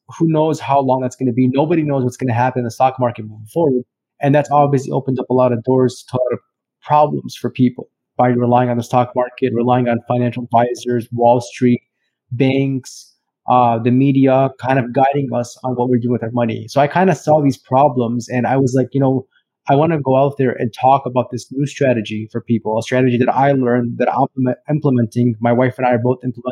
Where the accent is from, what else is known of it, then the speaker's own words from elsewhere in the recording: Chicago, Illinois, United States; I'm from Chicago, Illinois, and I'm a financial planner